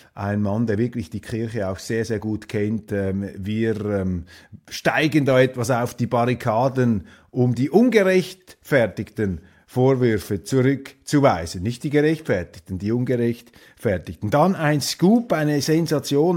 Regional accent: Switzerland; als Schweizer

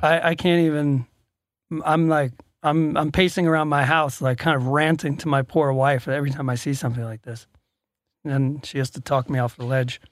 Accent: Atlanta, Georgia, United States; I'm from Atlanta, Georgia

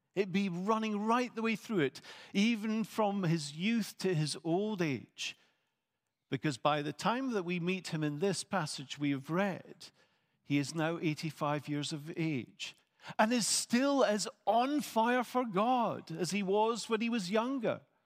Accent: Scotland, United Kingdom; I am a Scot

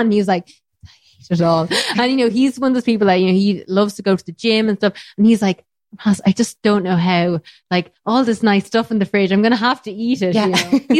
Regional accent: Ireland; And now look, I'm Irish, so of course there's potatoes

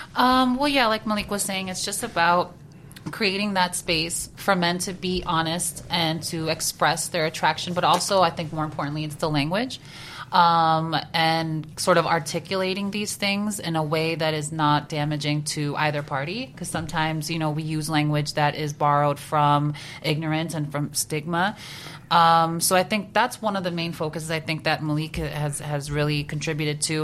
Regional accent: New Jersey, United States; I come from Jersey.

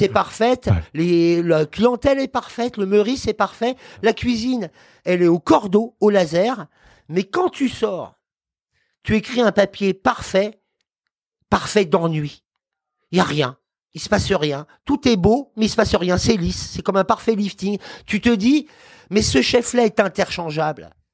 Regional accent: Paris, Île-de-France, France; Je suis parisien déjà par principe

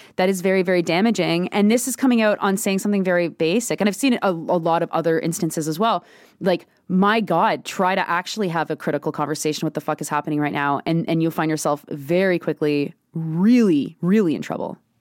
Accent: Canada; as a Canadian

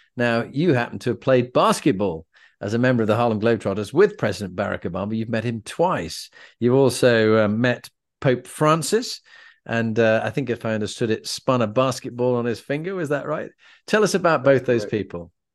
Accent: England, United Kingdom

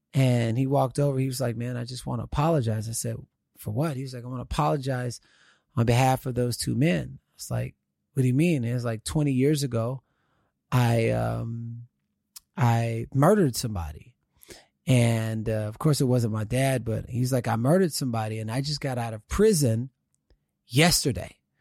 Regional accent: Houston, Texas, United States; now in California, United States; growing up in Houston, Texas

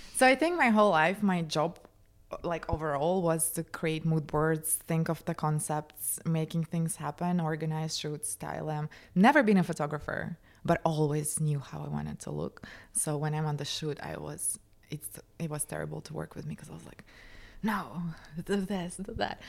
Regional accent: Moscow, Russia; moved away; I grew up in Moscow, in Russia

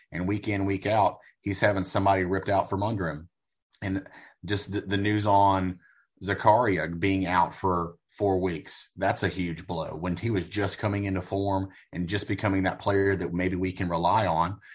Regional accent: United States; as an American

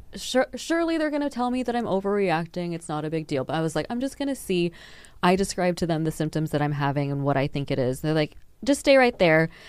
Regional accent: Texas, United States; moved away as an adult; now in Denmark; I'm from Texas

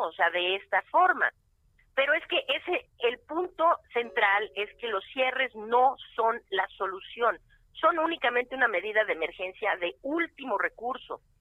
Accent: Mexico; yo soy mexicana

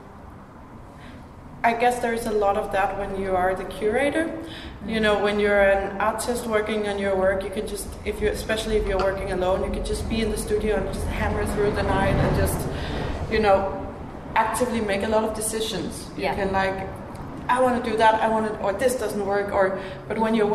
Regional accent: Denmark; now in Finland; I'm from Denmark. Tanska

